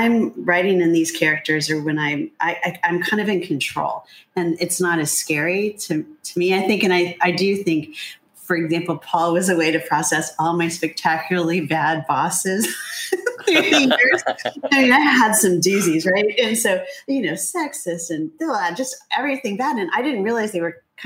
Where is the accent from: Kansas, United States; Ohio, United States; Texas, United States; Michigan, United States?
Ohio, United States; moved away; also born or lived in Columbus, Ohio / California; I'm from Ohio